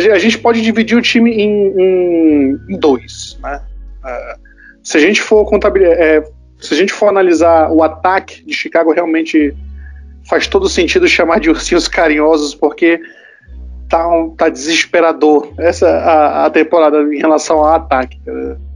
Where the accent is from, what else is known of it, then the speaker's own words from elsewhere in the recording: Manaus, Amazonas, Brazil; sou de Manaus, no estado do Amazonas.